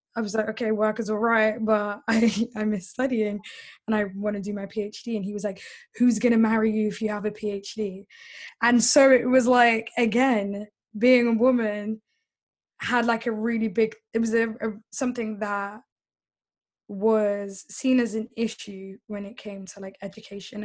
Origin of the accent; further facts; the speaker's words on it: London, United Kingdom; first language English; I was born in in London. Uh, South London. I've always haven't moved out